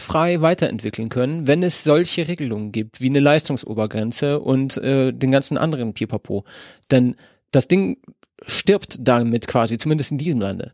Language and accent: German; not far from Hagen, North Rhine-Westphalia, Germany; in Nordrhein-Westfalen ist und gar nicht weit von wo ich aufgewachsen bin.